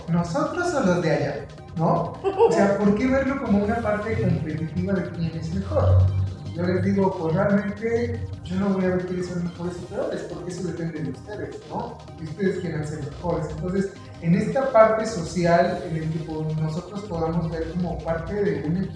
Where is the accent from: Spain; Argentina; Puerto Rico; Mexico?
Mexico; todos somos mexicanos